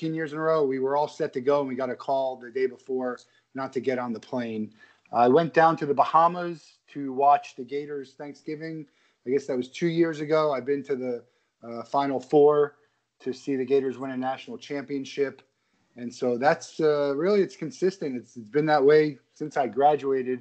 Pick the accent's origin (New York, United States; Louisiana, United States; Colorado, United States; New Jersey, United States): New Jersey, United States; Marlboro; moved away as an adult; also born or lived in Florida; I grew up in Marlboro, New Jersey, and I have a twin brother